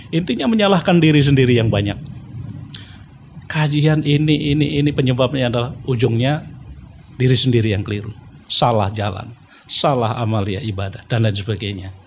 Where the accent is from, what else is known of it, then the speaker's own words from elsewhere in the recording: Nganjuk, East Java, Indonesia; born there; Lahir di Nganjuk, Jawa Timur.